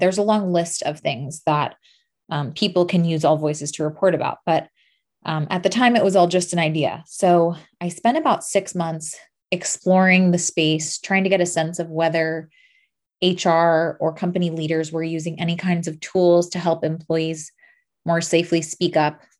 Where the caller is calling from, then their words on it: Los Angeles, California, United States; I'm calling in from Los Angeles.